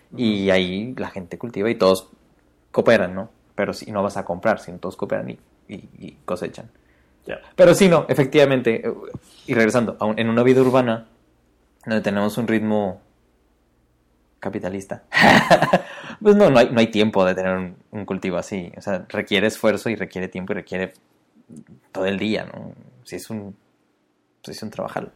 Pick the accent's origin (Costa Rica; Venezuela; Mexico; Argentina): Mexico; Mexico City; accent: chilango; yo soy de Ciudad de México, digo jitomates.